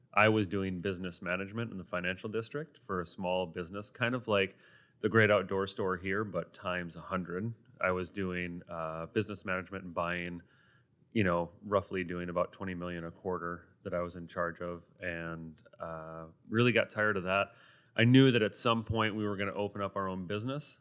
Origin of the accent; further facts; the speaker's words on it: Sioux Falls, South Dakota, United States; also born or lived in France / New York City / Rapid City; born and raised in Sioux Falls